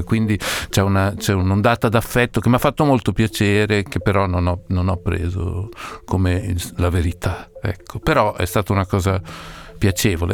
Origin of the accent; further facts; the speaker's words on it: Parma, Emilia-Romagna, Italy; il posto dove sono nato, Parma